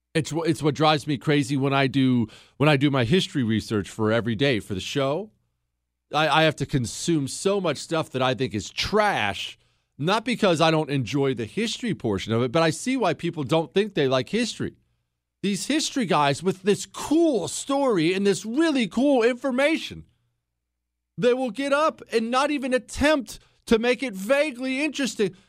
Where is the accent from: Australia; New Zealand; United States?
United States; I'm an American